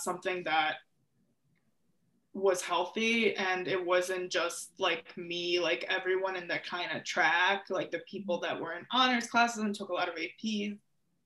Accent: outside of Chicago, Illinois, United States; also born or lived in Ukraine; I grew up outside of Chicago

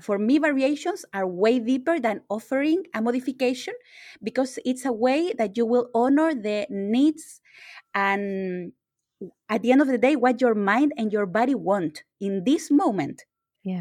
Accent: Chile; I'm from Chile

